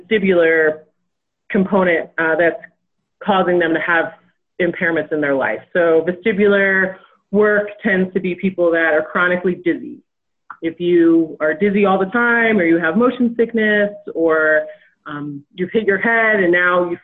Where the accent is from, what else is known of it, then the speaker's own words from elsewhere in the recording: 45 minutes north of New York City, United States; moved away as an adult; also born or lived in Provo, Utah; now in Jackson, United States; I grew up originally in New York, so about 45 minutes north of New York City